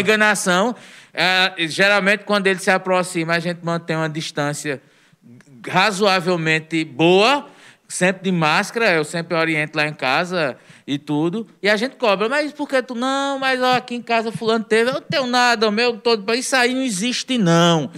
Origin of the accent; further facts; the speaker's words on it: Northeast Region, Brazil; somos nordestinos